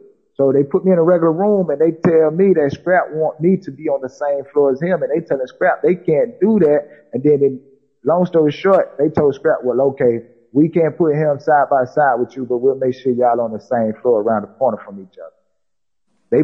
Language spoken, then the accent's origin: English; South Carolina, United States; I said, I'm not even from Florida. I said, I'm from South Carolina. I said, I got to get back up top.